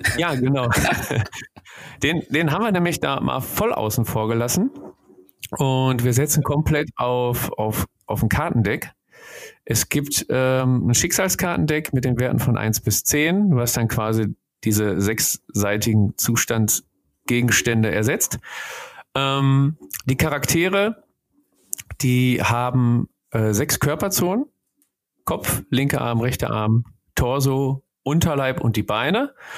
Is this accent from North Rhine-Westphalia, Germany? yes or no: yes; Ruhr area, North Rhine-Westphalia, Germany; bei uns im Ruhrgebiet